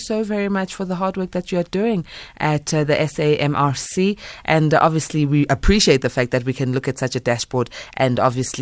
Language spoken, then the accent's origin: English; South Africa; we as ordinary South African citizens